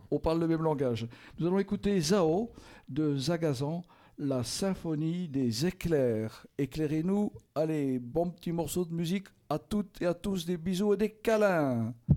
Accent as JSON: {"language": "French", "town": "Belfort", "region": "Bourgogne-Franche-Comté", "country": "France", "moved": "yes", "said": "je suis originaire de Belfort"}